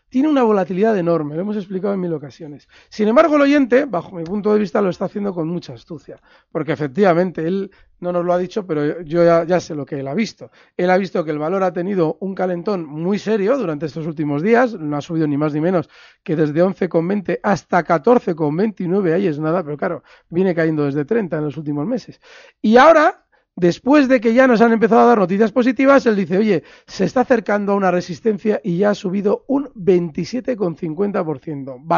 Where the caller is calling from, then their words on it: Valencia, Valencian Community, Spain; Hola, buenas tardes. … de Valencia.